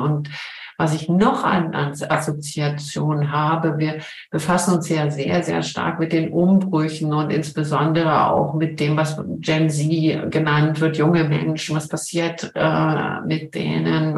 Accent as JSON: {"language": "German", "region": "Berlin", "country": "Germany", "tie": "born or raised there", "also_born_or_lived": "Cologne / Switzerland", "moved": "as an adult", "lives_now": "St. Gallen, Switzerland", "said": "Ich bin in Köln geboren bin aber in Berlin aufgewachsen"}